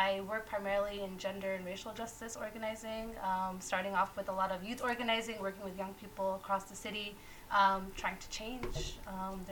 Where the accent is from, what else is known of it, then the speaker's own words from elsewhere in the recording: Long Island, New York, United States; also born or lived in Queens; I was born in Queens very early on, moved out to Long Island.